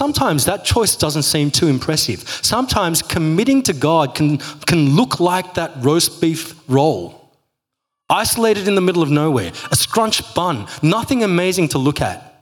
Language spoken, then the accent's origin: English; Australia; I'm Aussie